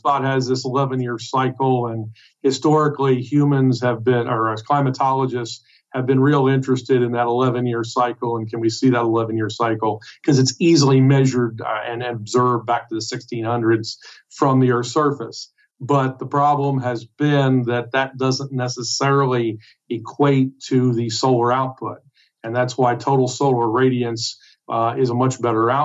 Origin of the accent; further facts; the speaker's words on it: East Coast, United States; I'm here from the East Coast.